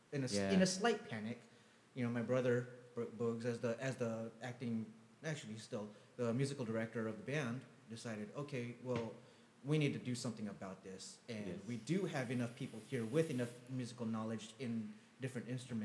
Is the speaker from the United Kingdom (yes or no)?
no; Philippines; we're Filipino.